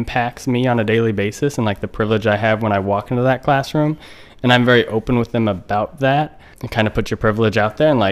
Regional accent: Ventura, California, United States; moved away as an adult; also born or lived in Rancho Santa Margarita, California / Kansas City, Kansas; now in Baltimore, United States; Moved back to California, Ventura, and did like 5th grade there and then up through college

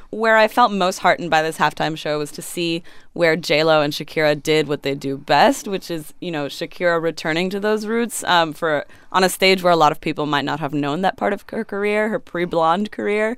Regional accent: Miami, Florida, United States; as a young Latina growing up in Miami

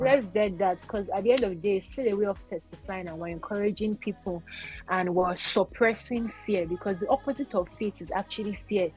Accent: Nigeria; as a Nigerian

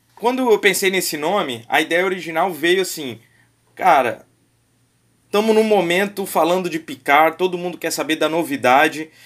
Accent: Vitória, Espírito Santo, Brazil; sou de Vitória

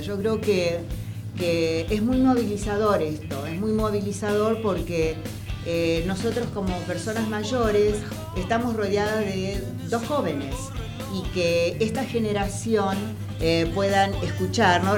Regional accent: Argentina

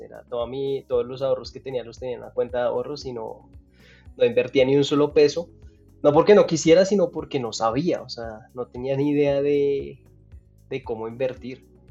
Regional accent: Pereira, Risaralda, Colombia; also born or lived in Dallas, United States; now in Bogotá, Colombia; Yo nací en Pereira, acá en Colombia, una ciudad no muy, no muy grande, una ciudad mediana

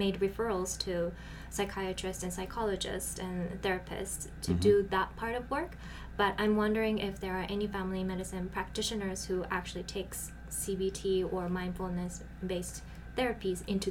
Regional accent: Japan; now in Utah, United States; I am originally from Japan

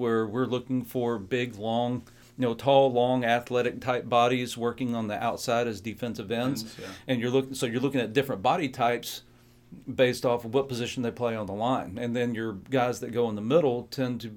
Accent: the South, United States; growing up in the South

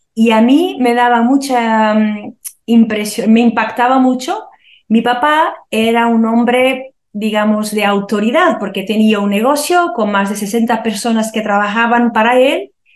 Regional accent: Porto, Norte, Portugal; cuando éramos muy pequeños todavía mi papá se murió en un accidente, nos mudamos a una otra ciudad del Oporto

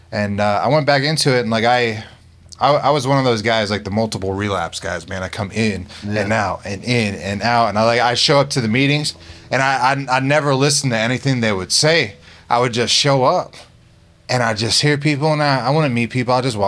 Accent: Pennsylvania, United States; now in Florida, United States; In Northeast Pennsylvania.

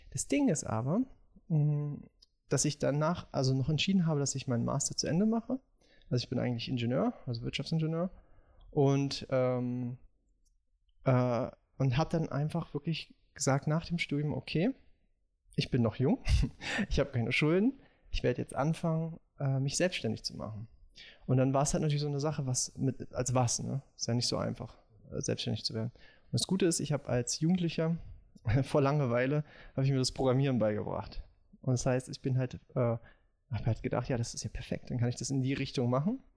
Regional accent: Moscow, Russia; born there; ich bin, komme aus bin in Moskau geboren. Meine Eltern sind Russen.

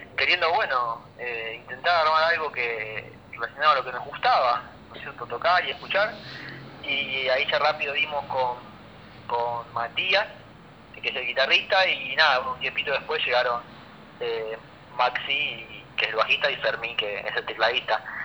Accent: Rosario, Santa Fe, Argentina; somos, somos rosarinos y es estar en casa

